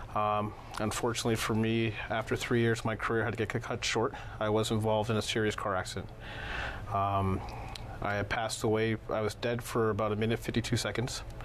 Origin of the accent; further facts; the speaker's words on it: Toronto, Ontario, Canada; also born or lived in Chicago, Illinois; I was born in Southside Chicago, Illinois. Lived most of my life in Toronto